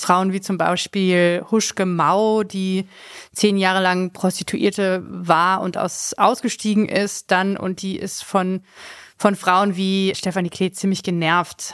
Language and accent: German; Hanover, Lower Saxony, Germany; now in Berlin, Germany; als Hannoveraner